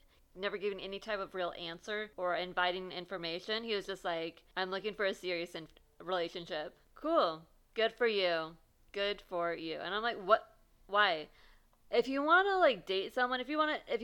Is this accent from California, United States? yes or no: yes; California, United States; I'm Californian